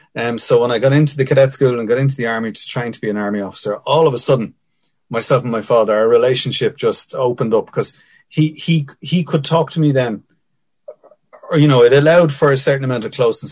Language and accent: English; Dublin, Leinster, Ireland; I grew up in Finglas